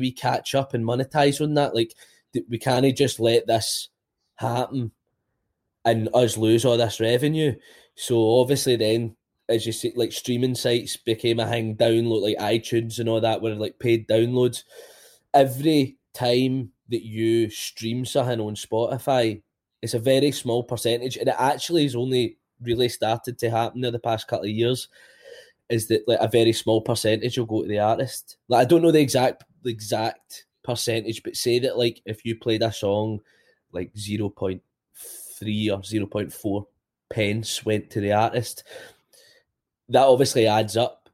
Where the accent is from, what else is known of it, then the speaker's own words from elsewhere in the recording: Bishopbriggs, Scotland, United Kingdom; also born or lived in Robroyston; I grew up in Bishop Briggs, then moved to the Broyston, kinda early age